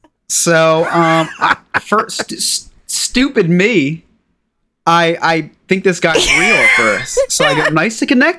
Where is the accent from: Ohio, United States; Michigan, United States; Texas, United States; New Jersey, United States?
New Jersey, United States; I'm from a state called New Jersey in America.